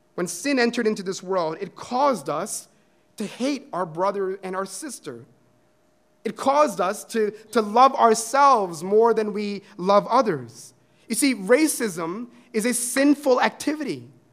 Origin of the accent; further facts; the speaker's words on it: India; I am a Christian who is Indian